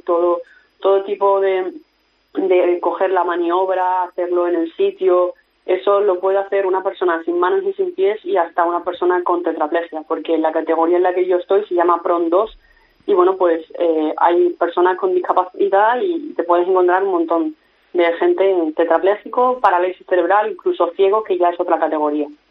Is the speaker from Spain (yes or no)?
yes; Spain; soy del Mediterráneo y muy orgullosa